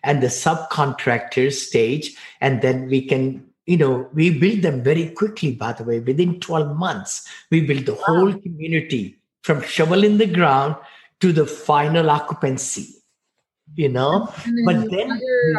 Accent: India; now in United States; I came from India, poor boy. I mean, you know, six siblings living in one bedroom apartment into land of opportunity

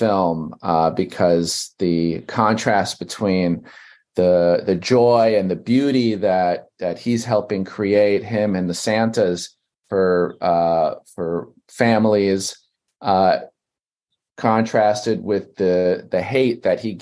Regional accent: New York City, New York, United States; I grew up in Brooklyn, New York

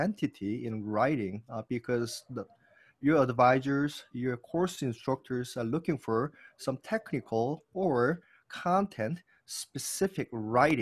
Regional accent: South Korea; also born or lived in New York / Indiana / Las Vegas; now in California, United States; I am from South Korea

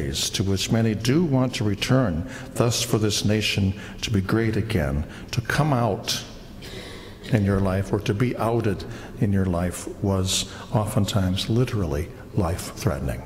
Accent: United States; an American who loves being an American

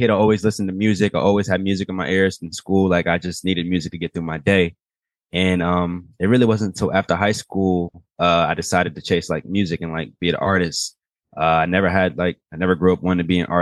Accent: Atlanta, Georgia, United States; also born or lived in Baltimore, Maryland; West Baltimore was where I stayed at until like about 5 years old. And then ended up moving out here. And I've been here since. I've been here for years. So I'm from Atlanta too.

